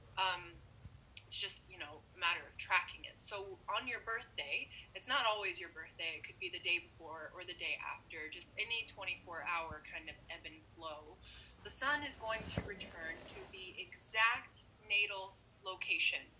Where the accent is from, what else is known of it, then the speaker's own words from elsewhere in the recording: North Carolina, United States; now in Seattle, United States; I was born in North Carolina